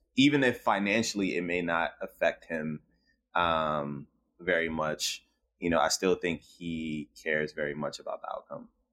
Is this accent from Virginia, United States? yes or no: yes; Richmond, Virginia, United States; growing up in South Side of Richmond